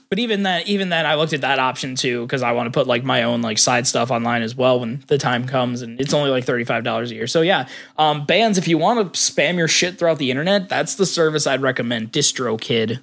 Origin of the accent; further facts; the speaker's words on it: United States; I grew up in, I grew up in Hick Town, U S A.